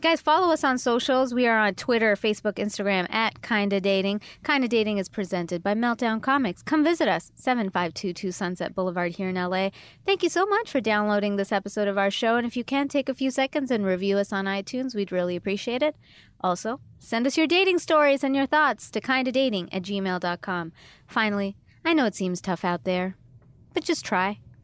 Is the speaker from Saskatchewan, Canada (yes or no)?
no; Toronto, Ontario, Canada; I'm from Toronto